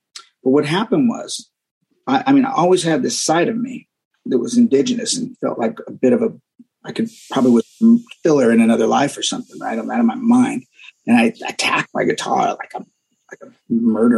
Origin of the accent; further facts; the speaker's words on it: San Diego, California, United States; also born or lived in Oceanside, California; when I grew up in San Diego